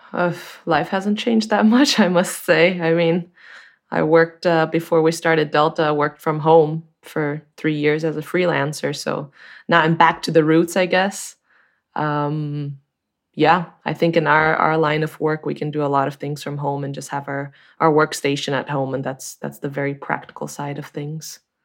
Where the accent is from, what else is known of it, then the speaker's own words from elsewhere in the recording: Brazil; moved away as an adult; also born or lived in Chico, California, United States; now in Germany; I'm originally from Brazil, but I've been living in Germany for a while